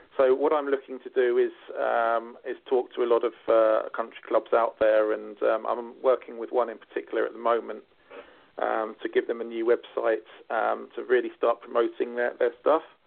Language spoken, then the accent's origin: English; United Kingdom; now in Ireland; being a Brit myself